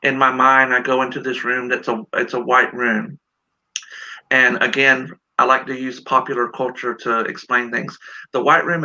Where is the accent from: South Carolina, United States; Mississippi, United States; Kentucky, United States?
South Carolina, United States; now in Washington, United States; I'm from South Carolina.